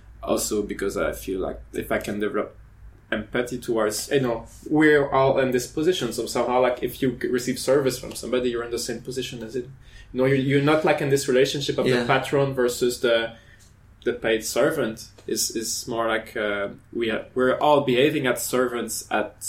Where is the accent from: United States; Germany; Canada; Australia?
Canada; moved away as an adult; now in France; I'm from Canada